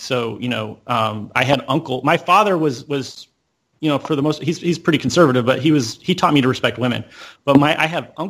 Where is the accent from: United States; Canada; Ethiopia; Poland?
United States; Deep South; I grew up in the Deep South, right? So, you know, most of my friends at that time, it was very conservative.